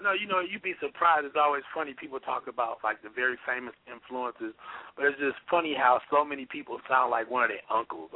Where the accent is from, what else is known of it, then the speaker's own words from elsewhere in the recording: Oklahoma, United States; I grew up in Oklahoma